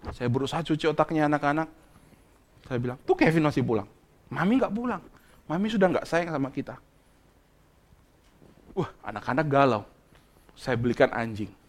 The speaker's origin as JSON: {"language": "Indonesian", "town": "Bandung", "region": "West Java", "country": "Indonesia", "said": "Saya kan dari Bandung, lama di kami lama di Bandung, kami pelayanan cukup lama di Bandung."}